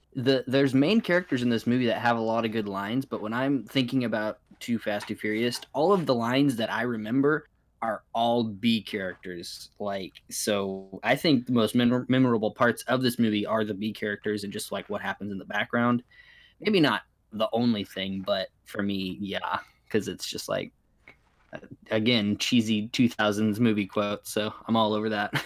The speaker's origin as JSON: {"language": "English", "region": "Arkansas", "country": "United States", "said": "I'm from Arkansas"}